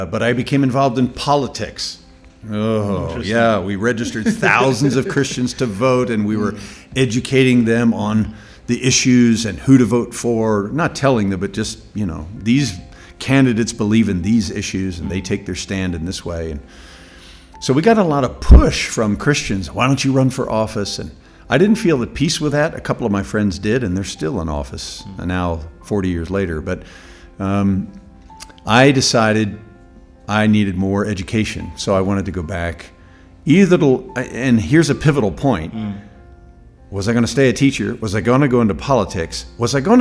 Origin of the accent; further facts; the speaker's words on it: United States; As an American